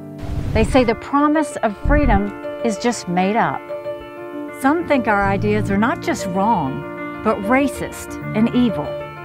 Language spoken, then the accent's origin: English; South Carolina, United States; I was born and raised in South Carolina